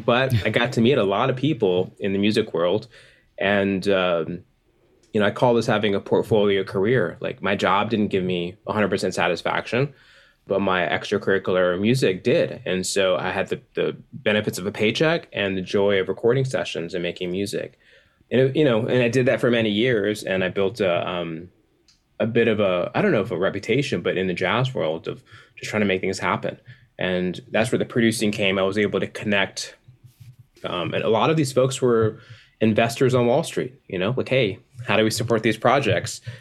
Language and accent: English; Atlanta, Georgia, United States; I'm from Atlanta